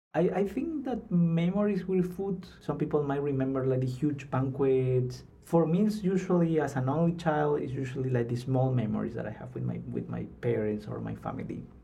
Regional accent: Lima, Peru; moved away as an adult; also born or lived in North Carolina; now in Seattle, United States; I am from Lima, from the capital

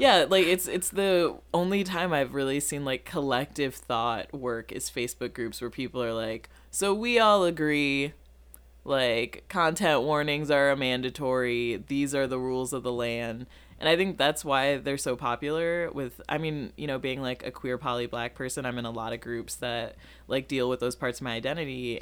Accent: Rockford, Illinois, United States; also born or lived in Massachusetts; now in Chicago, United States; I'm from Rockford, Illinois.

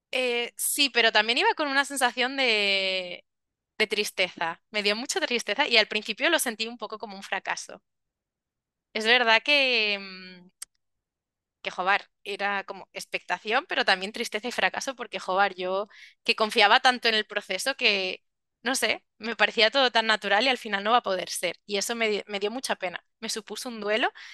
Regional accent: Salamanca, Castile and León, Spain; now in Tenerife, Spain; soy de Salamanca, pero ahora vivo en Tenerife

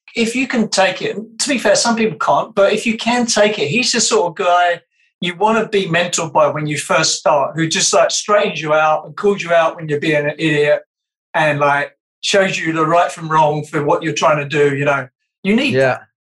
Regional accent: United Kingdom; accent: British; my British accent

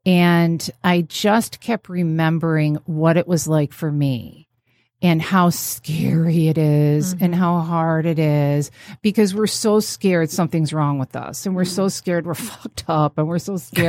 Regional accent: New York, United States; now in Midwest, United States; And I moved to the Midwest from New York State.

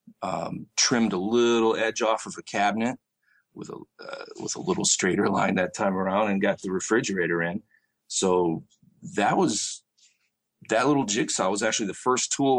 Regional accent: Michigan, United States; moved away as an adult; also born or lived in Tempe, Arizona; now in Arizona, United States; I'm originally from Michigan, actually. I grew up there and got into my early adult life there before I moved out here to Arizona.

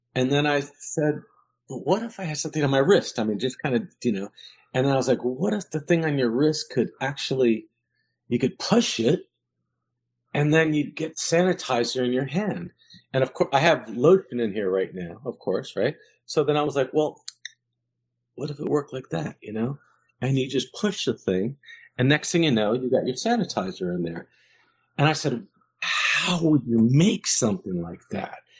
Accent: New York City, New York, United States; I grew up in New York

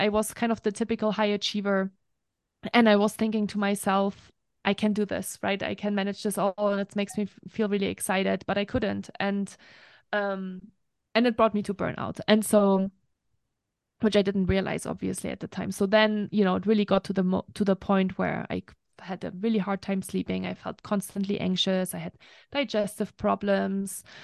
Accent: Germany; English is a second language; moved away as an adult; also born or lived in France; now in United States; I am from Germany originally. That's where I grew up for the first twenty-one years of my life, so I'm full German

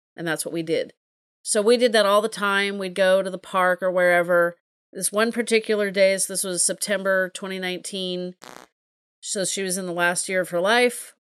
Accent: California, United States; I'm a Californian

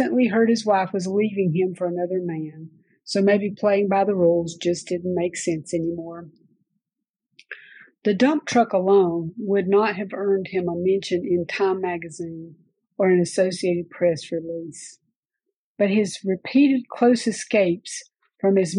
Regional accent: Oconee County, Upstate South Carolina, United States; also born or lived in Lancaster County, South Carolina; Upstate South Carolina is my very much my home country. I grew up in Oconee County

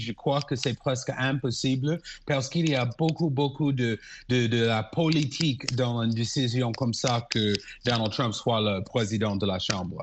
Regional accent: United States; now in Egypt; pour moi, en tant qu'Américain

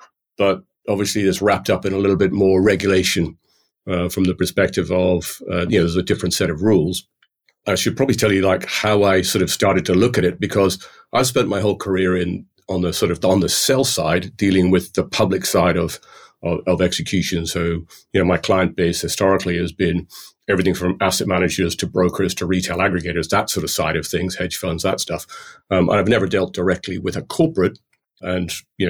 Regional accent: Ireland; I'm called a plastic paddy in Ireland because I feel very Irish, having grown up in Ireland, but my accent would be anything but.

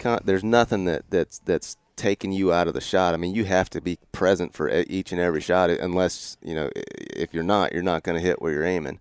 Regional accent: Northwest Florida, United States; moved away as an adult; also born or lived in Mississippi; now in Idaho, United States; I grew up in Northwest Florida.

